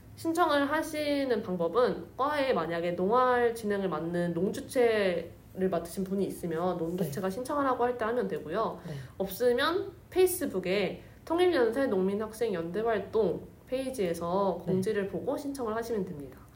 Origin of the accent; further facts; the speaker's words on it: Seoul, South Korea; 원래 서울에서 벗어난 적이 없는 사람이었어가지고